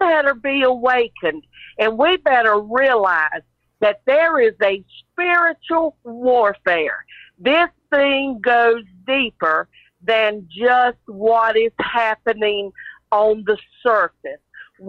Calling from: Myrtle Beach, South Carolina, United States; I'm calling from Myrtle Beach, South Carolina.

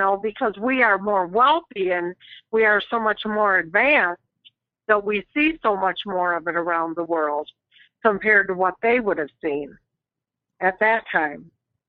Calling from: Flint, Michigan, United States; Flint, Michigan.

